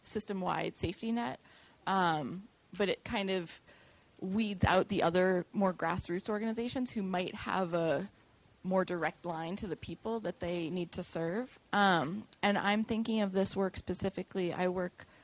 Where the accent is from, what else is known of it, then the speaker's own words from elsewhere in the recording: Boston, Massachusetts, United States; I'm from the Boston area